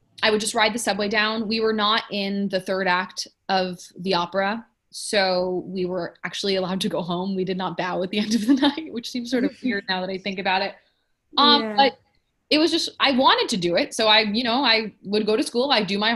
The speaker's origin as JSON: {"language": "English", "town": "New York City", "region": "New York", "country": "United States", "tie": "born or raised there", "also_born_or_lived": "Ann Arbor, Michigan", "said": "I grew up in New York. I wanted to stay in New York"}